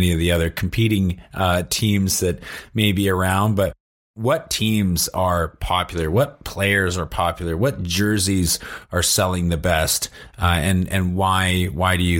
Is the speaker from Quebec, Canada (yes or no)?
no; Vancouver, British Columbia, Canada; I come from Vancouver